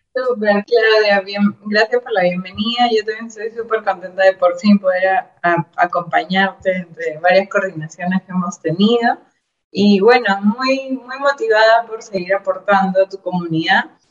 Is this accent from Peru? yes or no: yes; Peru; yo soy peruana, estoy en Lima, que es la capital